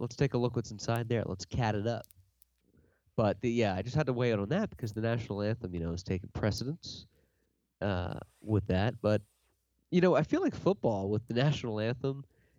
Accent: United States; as an American man

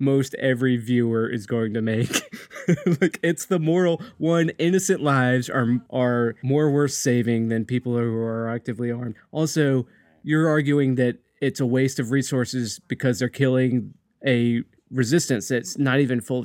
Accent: United States; I'm an American

